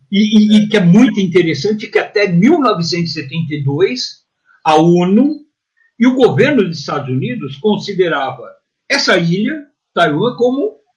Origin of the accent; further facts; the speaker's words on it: São Paulo, Brazil; eu sou paulista aqui do, do Cambuci.